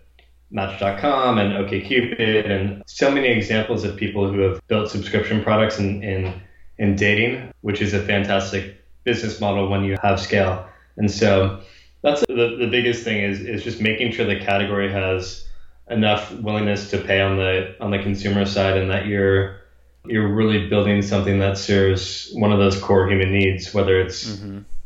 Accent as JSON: {"language": "English", "area": "Bay Area", "region": "California", "country": "United States", "tie": "born or raised there", "also_born_or_lived": "Kansas City / Los Angeles", "said": "growing up in the Bay Area"}